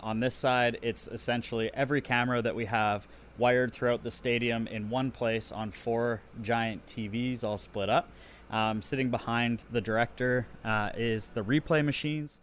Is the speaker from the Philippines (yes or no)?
no; Alberta, Canada; also born or lived in Saskatoon, Saskatchewan; now in Regina, Canada; I was born in Saskatoon, but I grew up in Alberta